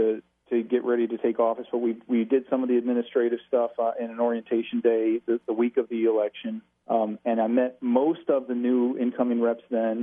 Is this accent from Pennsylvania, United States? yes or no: no; Ypsilanti, Michigan, United States; moved away as an adult; now in Hillsdale County, United States; I was born and raised in Ypsilanti